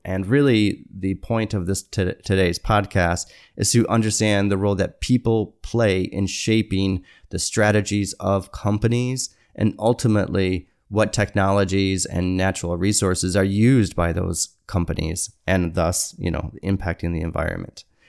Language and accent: English; Michigan, United States; moved away; I'm from Michigan